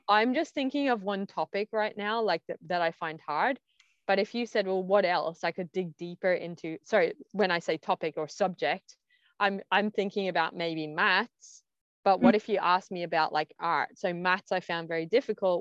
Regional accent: Ireland; accent: Aussie, Irish; first language English; also born or lived in Australia; I had an Aussie accent, then I had an Irish accent.

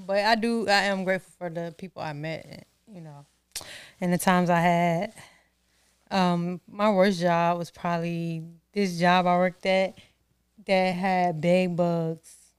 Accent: Norfolk, Virginia, United States; growing up in Norfolk

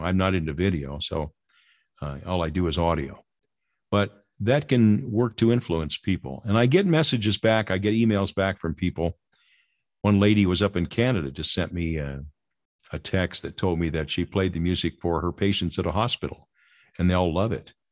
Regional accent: Lynwood, United States; my ward growing up in Linwood

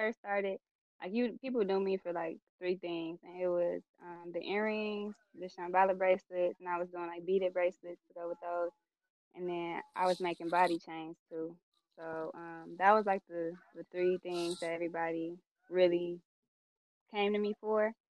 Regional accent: Southfield, Michigan, United States; I'm from Southfield

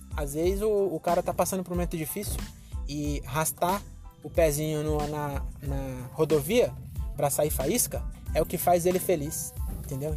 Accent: Francisco Morato, São Paulo, Brazil; em Morato, eu sou branco, onde eu nasci

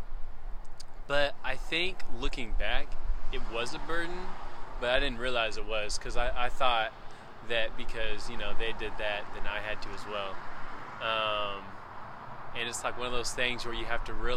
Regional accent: Van, Texas, United States; also born or lived in Brazil; I'm from Van, Texas, and, you know, grew up around there and stuff. I was born in Brazil. Came back when I was 3.5 years old.

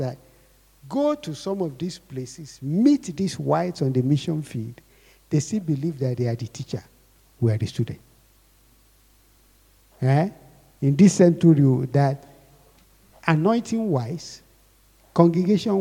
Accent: Akure, Ondo, Nigeria; I grew up in Akure

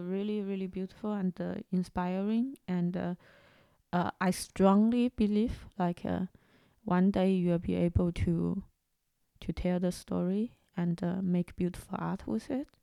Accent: China; moved away; growing up in China

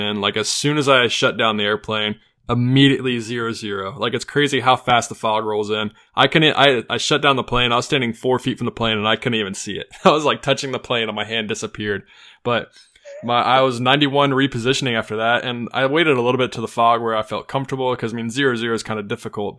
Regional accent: United States; I'm an American

